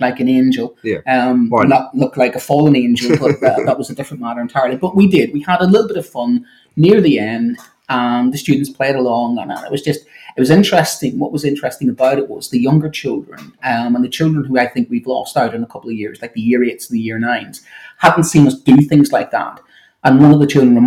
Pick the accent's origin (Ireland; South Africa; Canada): Ireland; I'm an Irishman